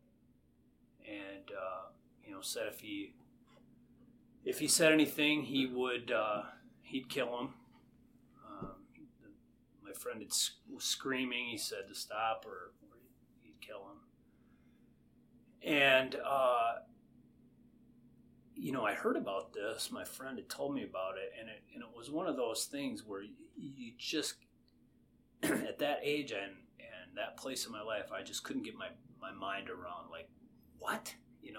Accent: Painesville, Ohio, United States; my friends growing up in Painesville

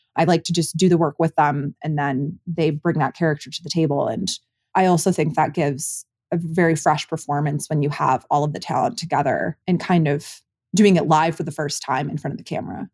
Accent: Commerce Township, Michigan, United States; my hometown of Commerce Township, Michigan

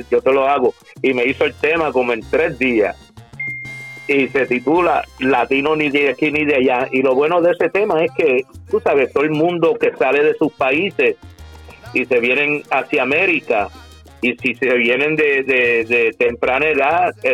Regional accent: Cagua, Aragua, Venezuela; yo soy criollo, yo soy de aquí, yo nací aquí en Cagua.

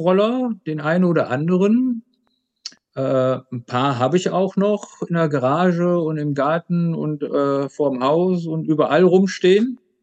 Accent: Aachen, North Rhine-Westphalia, Germany; moved away as an adult; also born or lived in Leipzig; Ich komme ja, wie gesagt, aus dem Grenzland Aachen, Holland, Belgien

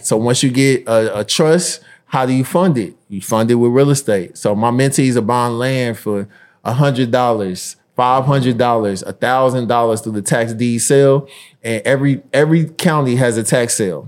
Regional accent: Indianapolis, Indiana, United States; my hometown in Indianapolis

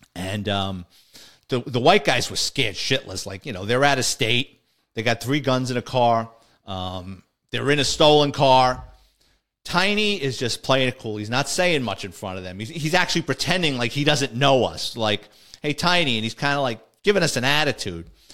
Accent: New York City, New York, United States; growing up in the Bronx

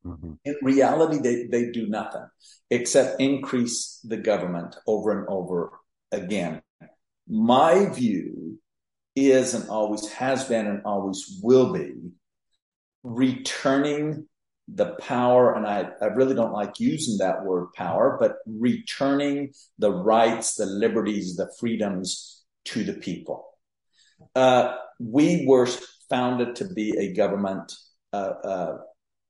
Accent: Mexico; moved away as an adult; now in Texas, United States; I was born and raised in Mexico

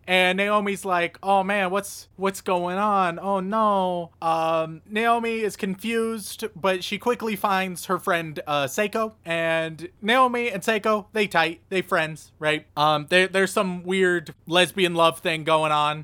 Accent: United States; I'm an American

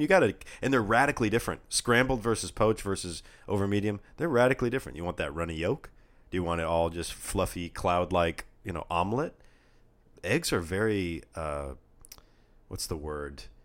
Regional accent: California, United States; We're from California

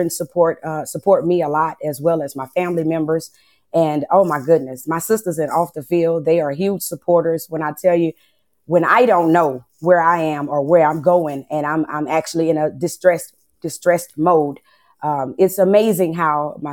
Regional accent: Lake Charles, Louisiana, United States; I'm from Lake Charles, Louisiana

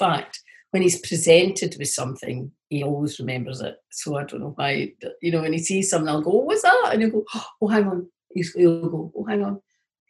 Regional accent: Lanarkshire, Scotland, United Kingdom; I'm from Lanarkshire

